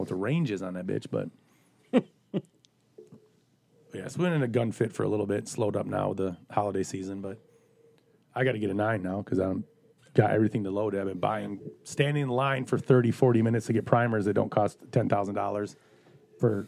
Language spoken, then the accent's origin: English; Michigan, United States; I was from Michigan